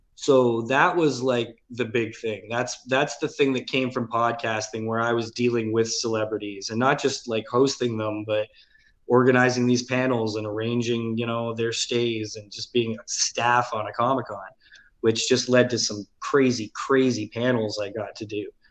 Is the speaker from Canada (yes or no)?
yes; Mississauga, Ontario, Canada; also born or lived in St. Catharines, Ontario; when I was nine years old, we moved to Mississauga from St. Catharines. I, I was born and grew up in St. Catharines till we were nine. Then moved to Mississauga